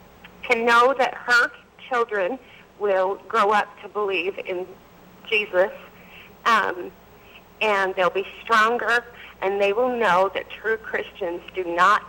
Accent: Utah, United States; My kids were raised here in Utah, non-LDS. I was raised here in Utah, non-LDS. Myself and my kids were both raised to believe in Jesus

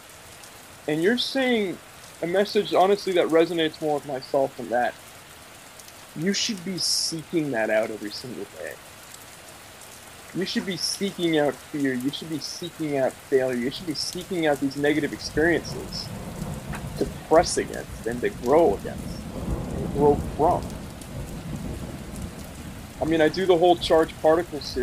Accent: Oakland, California, United States; I grew up in Oakland

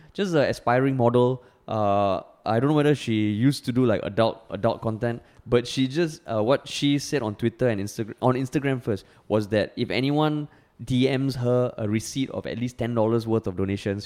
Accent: Singapore; growing up in Singapore

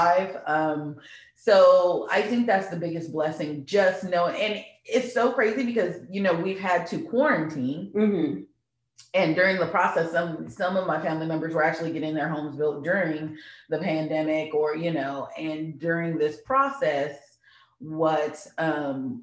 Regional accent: Louisiana, United States; now in Texas, United States; we're from Louisiana. Like, crawfish is a staple.

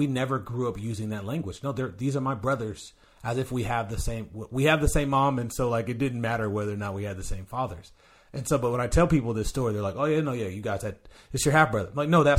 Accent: Sacramento, California, United States; now in Tacoma, United States; I'm kind of a nomad where I'm originally from California, Sacramento, California.

